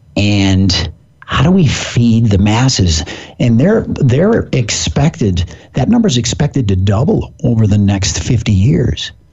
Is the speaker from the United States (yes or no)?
yes; Pacific Northwest, United States; I'm from the Pacific Northwest